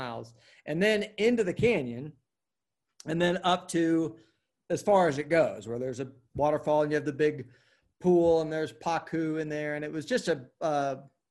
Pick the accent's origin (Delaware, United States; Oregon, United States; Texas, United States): Oregon, United States; also born or lived in Jackson, Wyoming / Portland; now in Denver, United States; I grew up in Oregon